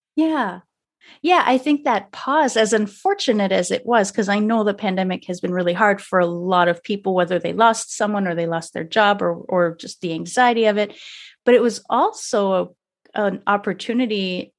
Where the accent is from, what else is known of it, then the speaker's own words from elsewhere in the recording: Canada; I'm French Canadian